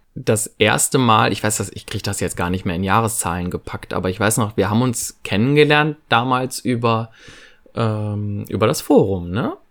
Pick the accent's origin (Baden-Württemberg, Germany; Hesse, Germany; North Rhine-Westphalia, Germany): North Rhine-Westphalia, Germany; Viersen; Ich komme aus Viersen, das ist in der Nähe von Mönchengladbach in Nordrhein-Westfalen